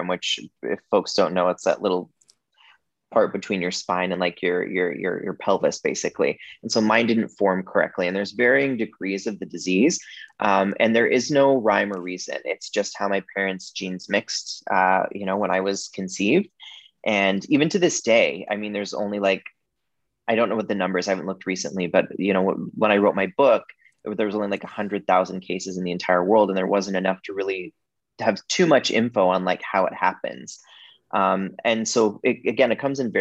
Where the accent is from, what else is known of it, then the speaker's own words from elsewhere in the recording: Wyoming, United States; now in Toronto, Canada; I grew up in the state of Wyoming